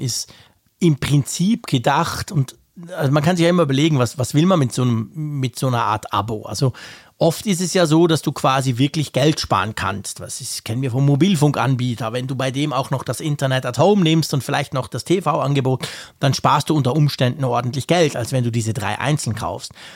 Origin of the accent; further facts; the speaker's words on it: Switzerland; als Schweizer